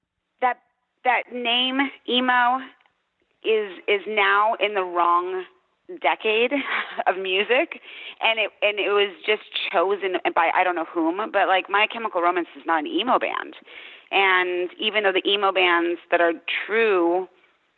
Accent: Wilkes-Barre, Pennsylvania, United States; I grew up in Wilkes-Barre, Pennsylvania.

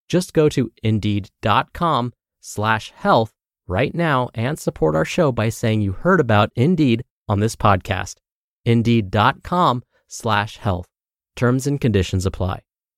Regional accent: Louisiana, United States; now in New Jersey, United States

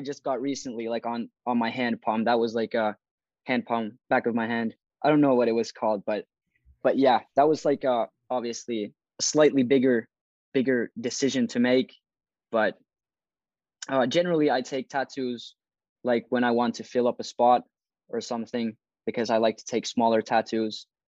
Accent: Turku, Southwest Finland, Finland; I'm from Turku, Finland

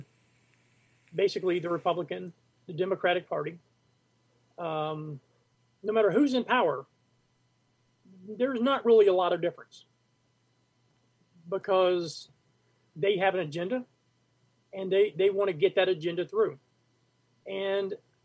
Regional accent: Virginia, United States; also born or lived in Emporia, Virginia / Yorktown, Virginia; now in Summerville, United States; I'm from Virginia, born in Emporia, Virginia, but I lived mainly in Yorktown, Virginia Beach. My dad was in the Navy.

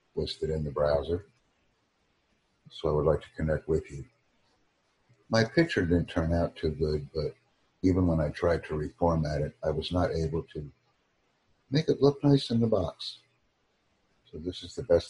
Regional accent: United States; first language English; also born or lived in New York State; I put down America. Bokokugo, my main language, which is English, or my mother language

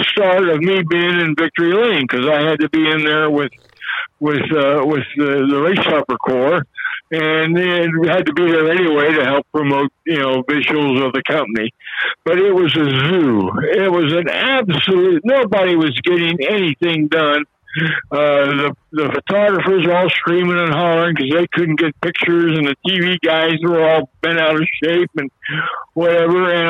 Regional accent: Cincinnati, Ohio, United States; I had a daily radio show on WKRC Taft Broadcasting in my hometown of Cincinnati, Ohio.

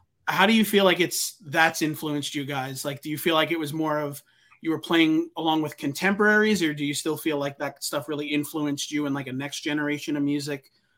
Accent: New York, United States; I remember about growing up on Long Island that like I loved.

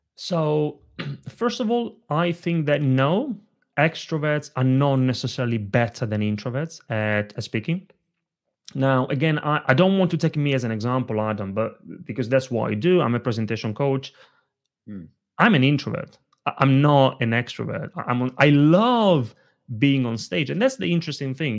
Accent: Italy; moved away; When I was a little kid growing up in Italy, I grew up in a family of very small business owners.

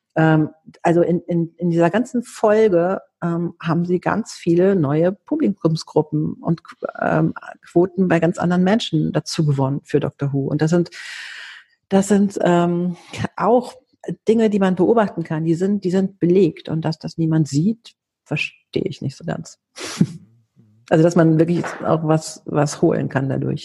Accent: Athens, Attica, Greece; now in Germany; wir sind beide griechisch. Ich bin auch in Athen geboren.

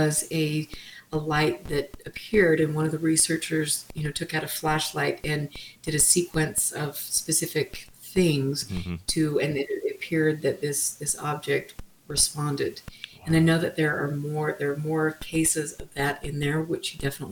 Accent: Utah, United States; I'm from Utah

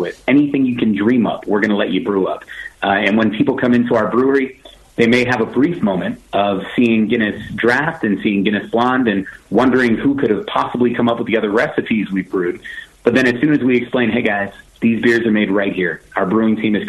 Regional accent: Baltimore, Maryland, United States; my hometown of Baltimore

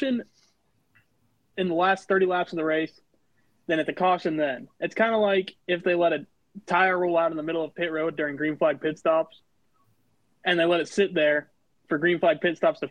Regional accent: Missouri, United States; I'm from Missouri, and so I grew up

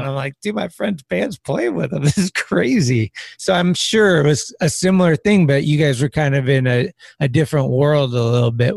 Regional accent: San Carlos, California, United States; moved away as an adult; also born or lived in Redwood City, California; now in San Francisco, United States; I was born in Redwood City, but then I I lived in San Carlos

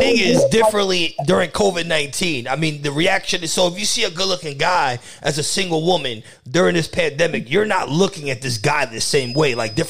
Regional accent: New York, United States; I'm a New Yorker my whole life, and I have not been in New York in 2 weeks.

